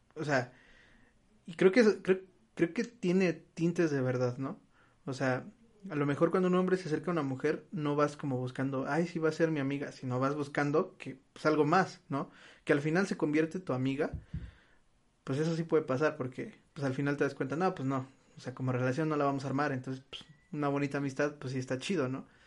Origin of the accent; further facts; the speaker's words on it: Mexico; nosotros como mexicanos